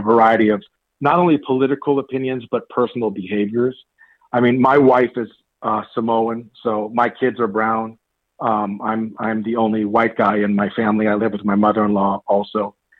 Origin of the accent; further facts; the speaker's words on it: Marin, California, United States; growing up in Marin